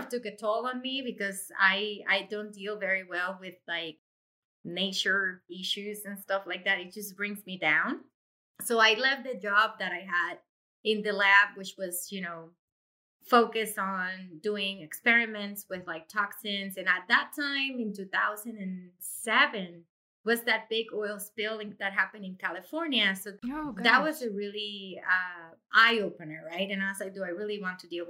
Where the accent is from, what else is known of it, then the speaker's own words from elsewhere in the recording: Puerto Rico; moved away as an adult; now in Massachusetts, United States; I was born and raised in Puerto Rico